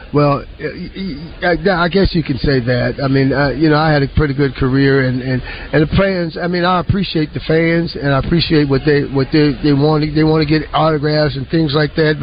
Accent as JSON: {"language": "English", "area": "Beaver County, about thirty minutes from Pittsburgh", "region": "Pennsylvania", "country": "United States", "tie": "born or raised there", "said": "not far from from my hometown, about thirty minutes away."}